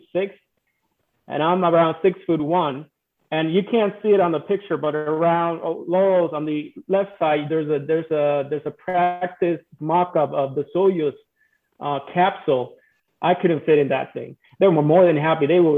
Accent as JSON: {"language": "English", "country": "Puerto Rico", "said": "I'm from Puerto Rico"}